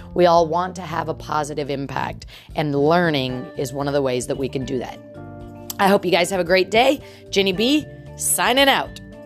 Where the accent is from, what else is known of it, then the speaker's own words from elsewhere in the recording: United States; as an American